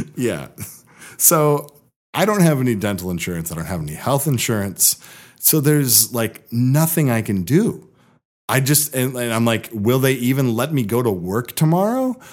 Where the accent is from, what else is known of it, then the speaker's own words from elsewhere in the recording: Seattle, Washington, United States; also born or lived in Bellingham, Washington / Los Angeles; I was born in Seattle. When I was eleven, I moved to the Bellingham area, then moved back to Seattle about six years ago